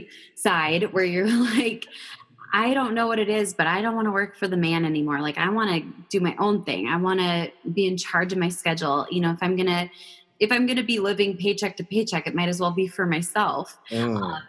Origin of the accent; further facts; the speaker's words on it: Minnesota, United States; I was born and raised in Minnesota